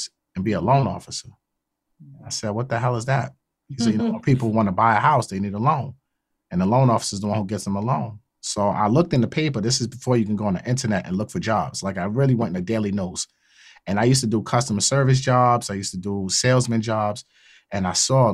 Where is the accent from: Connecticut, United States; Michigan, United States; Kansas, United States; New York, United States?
New York, United States; New York City; also born or lived in Queens, New York; I grew up in Brooklyn, but I represent Queens.